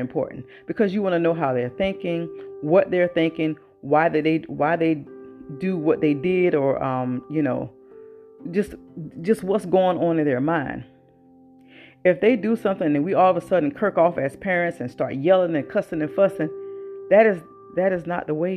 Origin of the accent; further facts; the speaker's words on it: the South, United States; I was born and raised in the South.